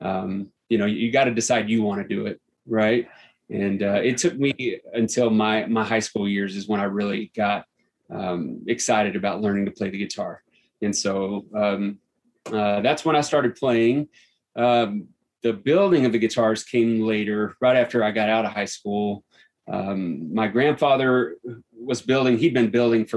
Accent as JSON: {"language": "English", "region": "Central Texas", "country": "United States", "tie": "born or raised there", "moved": "yes", "lives_now": "Evergreen, United States", "said": "I grew up in Central Texas"}